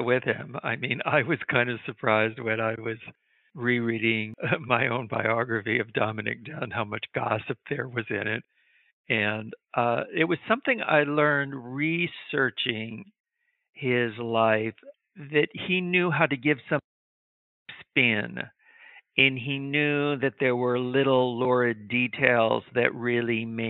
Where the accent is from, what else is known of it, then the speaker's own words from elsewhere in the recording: Midwest, United States; I grew up in the Midwest